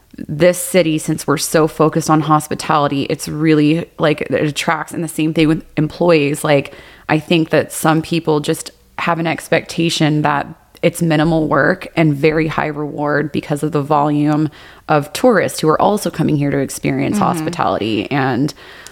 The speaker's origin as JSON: {"language": "English", "region": "Texas", "country": "United States", "tie": "born or raised there", "moved": "yes", "lives_now": "Las Vegas, United States", "said": "I was raised in Texas"}